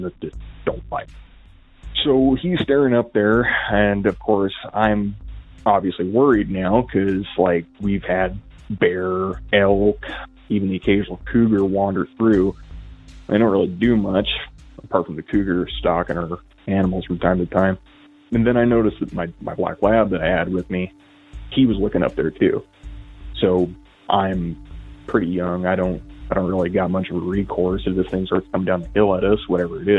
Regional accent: Northwest Washington, United States; I'm from Washington, Northwest Washington, to be specific.

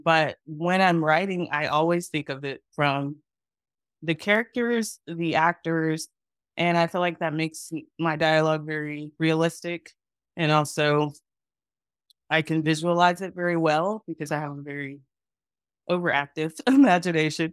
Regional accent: Texas, United States; moved away as an adult; also born or lived in Los Angeles / Atlanta; I am from Texas. That's where I grew up and went to college and grad school.

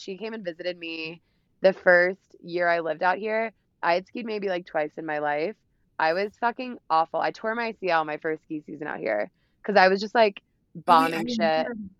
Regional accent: the South, United States; And especially like I'm from the South too, so I never grew up doing any of this stuff.

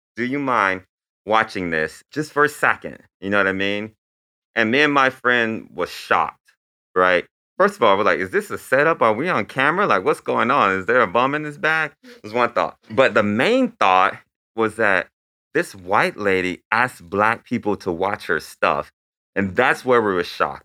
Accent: Lakeland, Florida, United States; I grew up in Lakeland, Florida

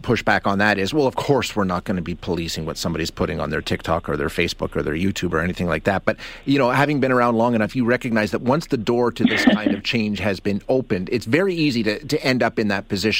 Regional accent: Alberta, Canada; I'm almost 50 years old, born and raised in Alberta

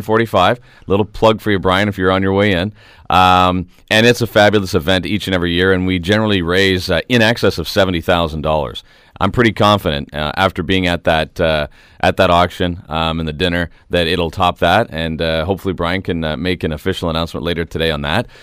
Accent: Canada; We are Canadian

